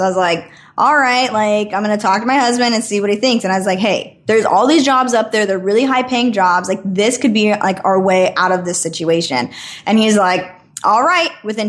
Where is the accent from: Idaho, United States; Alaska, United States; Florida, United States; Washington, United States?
Idaho, United States; moved away as an adult; And I was living in Idaho. I'm born and raised in Idaho. And I ended up moving to California because I wanted to keep kind of pursuing this booking agent thing.